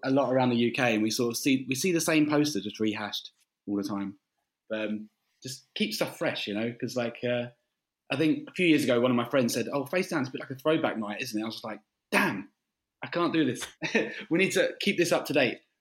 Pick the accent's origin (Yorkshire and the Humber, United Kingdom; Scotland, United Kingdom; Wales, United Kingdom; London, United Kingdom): London, United Kingdom; also born or lived in Canterbury; we're from London